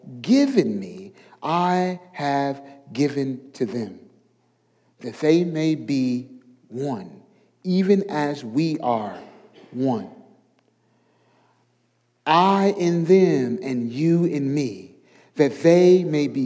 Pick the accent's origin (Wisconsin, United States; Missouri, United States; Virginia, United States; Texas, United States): Missouri, United States; St. Louis; moved away as an adult; now in the South, United States; I'm from St. Louis, Missouri